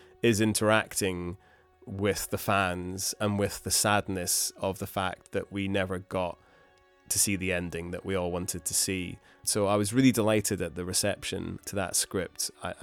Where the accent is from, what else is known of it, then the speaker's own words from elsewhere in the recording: Scotland, United Kingdom; growing up in Scotland